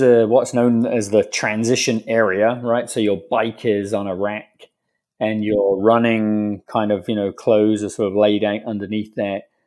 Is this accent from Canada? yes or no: no; England, United Kingdom; moved away as an adult; now in United States; a British guy living in America, right? Because, you know, growing up in England